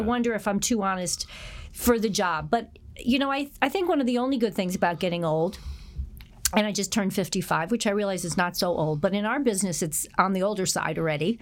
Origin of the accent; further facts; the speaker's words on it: New Haven, Connecticut, United States; moved away as an adult; also born or lived in Philadelphia, Pennsylvania; now in New York, United States; I grew up outside of New Haven, Connecticut